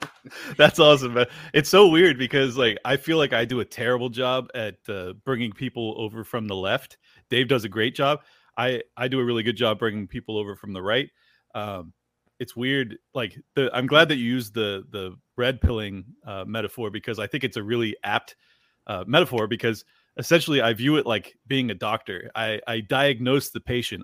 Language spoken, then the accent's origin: English; San Diego, California, United States; I grew up in San Diego and had a lot of Mexican friends